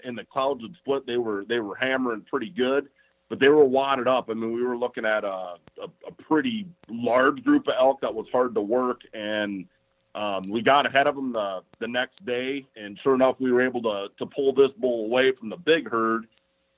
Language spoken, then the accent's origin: English; Iowa, United States; my home state of Iowa